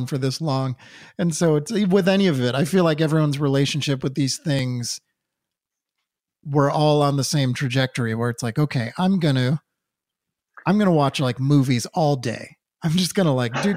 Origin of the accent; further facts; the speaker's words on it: Newton, Massachusetts, United States; Luke and I grew up in Newton, Massachusetts together